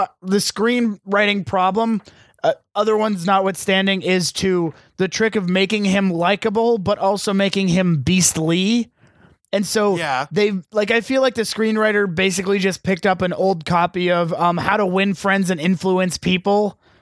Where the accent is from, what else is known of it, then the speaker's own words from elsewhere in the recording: Long Island, New York, United States; I'm from Long Island.